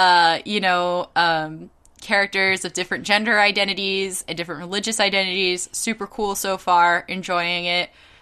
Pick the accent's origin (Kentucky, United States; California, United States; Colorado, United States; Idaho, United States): California, United States; can you tell I'm from California